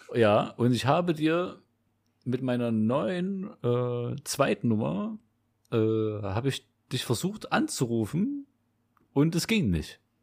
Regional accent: Leipzig, Saxony, Germany; Südvorstadt war das, ja, genau Südvorstadt. Und da war ich, äh, boah, ich weiß nicht, bis ich so zwölf war

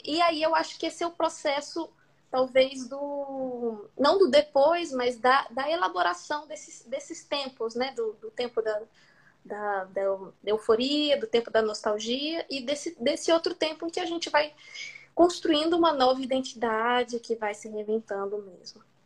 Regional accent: Brazil; first language Portuguese; moved away as an adult; now in France; no Brasil, na minha língua materna

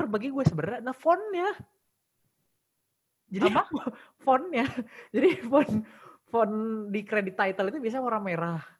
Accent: East Java, Indonesia; born there; Jadi gue kan sebenarnya lahir di Jawa Timur.

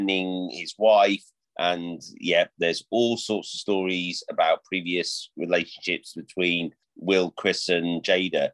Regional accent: United Kingdom; as British men

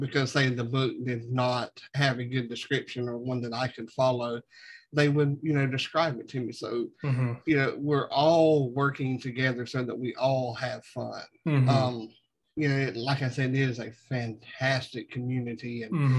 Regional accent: the South, United States; growing up in the South

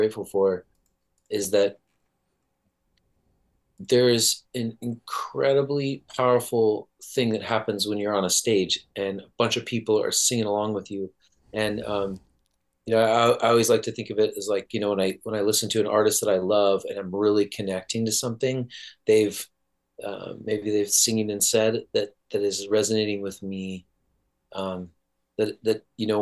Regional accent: South Orange County, California, United States; I grew up in South Orange County in California

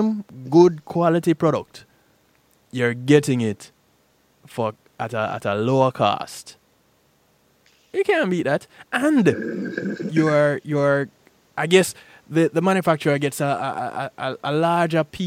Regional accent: Jamaica; moved away; As a Jamaican

